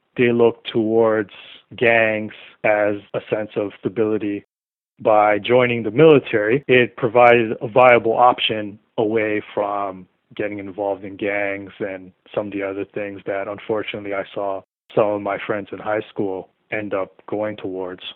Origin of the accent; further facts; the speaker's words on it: Toronto, Ontario, Canada; I was growing up in the Malvern area in Toronto